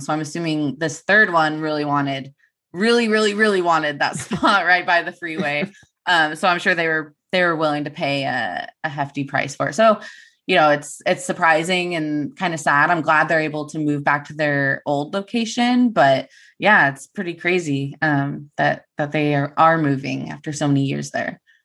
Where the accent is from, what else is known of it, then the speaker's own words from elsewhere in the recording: Turlock, California, United States; I grew up in Sherlock, uh, born and raised here